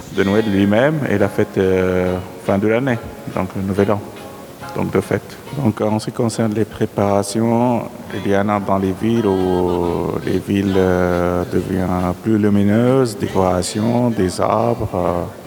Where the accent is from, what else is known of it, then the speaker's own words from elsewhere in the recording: Syria; moved away as an adult; now in Switzerland; je suis né en Syrie, Rome. J'ai 43 ans, j'habite en Suisse depuis 2008.